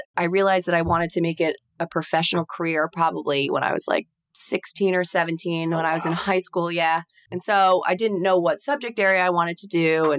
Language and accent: English; Garden City, New York, United States; I'm from Nassau County.